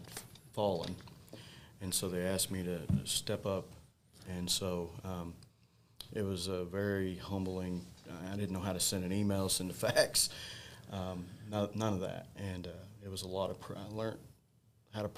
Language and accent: English; Mountain Grove, Missouri, United States; go back to Mountain Grove, my hometown